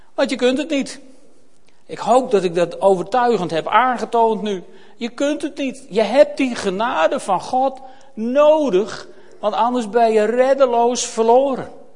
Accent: Netherlands; we Nederlanders

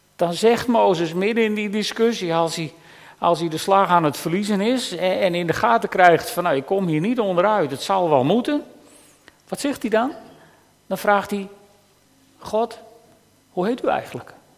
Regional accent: Netherlands; als Nederlanders

